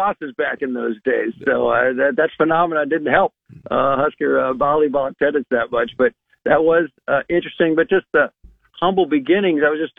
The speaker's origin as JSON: {"language": "English", "town": "Lincoln", "region": "Nebraska", "country": "United States", "tie": "born or raised there", "said": "Also, because I grew up in Lincoln, I never heard of volleyball growing up."}